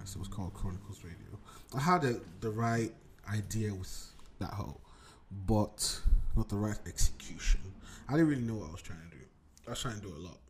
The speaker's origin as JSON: {"language": "English", "country": "Nigeria", "tie": "born or raised there", "also_born_or_lived": "Lagos, Nigeria / Abuja, Nigeria", "moved": "yes", "lives_now": "United Kingdom", "said": "I come from Nigeria. I was born in Abuja, raised in Lagos. Lasgidi the grinding. Raised in Lagos and Abuja, back and forth"}